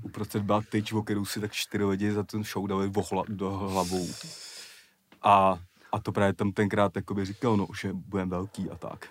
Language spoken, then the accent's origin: Czech; Prague, Czechia; kde jsem vyrůstal ve Strašnicích